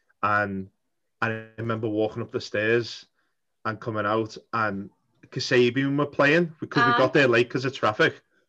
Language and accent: English; Liverpool, North West England, United Kingdom; in my hometown in Liverpool